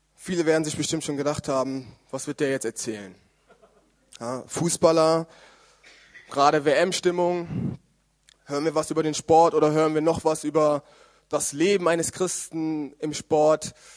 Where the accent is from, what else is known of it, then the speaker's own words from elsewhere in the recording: Germany; now in Karlsruhe, Germany; Ich bin in Deutschland geboren